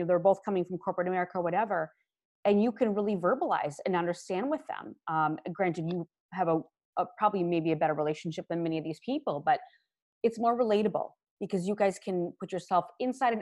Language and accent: English; Minnesota and Wisconsin, Midwest, United States; I grew up in Minnesota and Wisconsin, and I went to the University of Minnesota